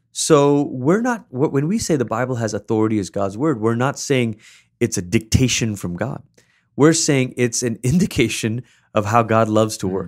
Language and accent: English; Malaysia; I gr, I grew up in Malaysia